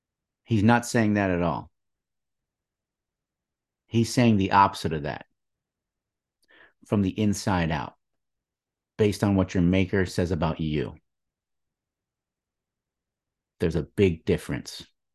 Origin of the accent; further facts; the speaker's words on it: East Lansing, Michigan, United States; I was born and raised in East Lansing, Michigan.